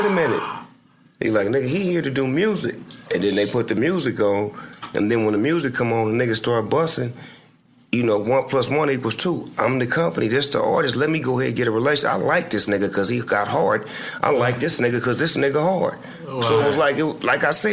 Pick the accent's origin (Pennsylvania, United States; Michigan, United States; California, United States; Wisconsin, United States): California, United States; Long Beach; I'm from Long Beach